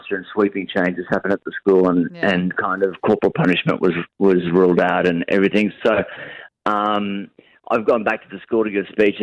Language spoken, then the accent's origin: English; Cairns, Queensland, Australia; I grew up on this hill. We're living on a hill, which is kind of isolated in Cairns.